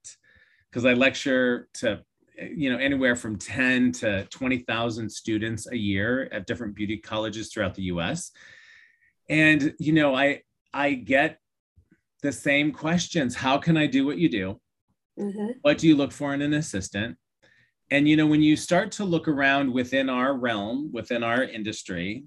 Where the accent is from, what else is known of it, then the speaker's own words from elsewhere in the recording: Iowa, United States; growing up in Iowa